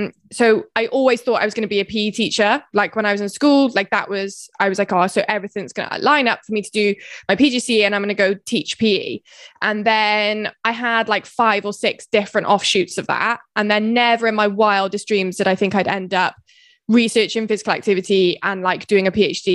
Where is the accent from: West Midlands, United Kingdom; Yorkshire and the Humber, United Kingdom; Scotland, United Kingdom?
West Midlands, United Kingdom; Herefordshire; moved away as an adult; also born or lived in Bath; now in Swansea, United Kingdom; I'm originally from Herefordshire, but I went to uni in Bath